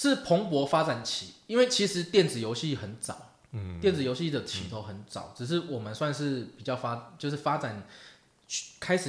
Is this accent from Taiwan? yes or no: yes; Taiwan; 不可讳言的，当时身为台湾人，就算家里的 FC 上面都是四百合一那种盗版卡带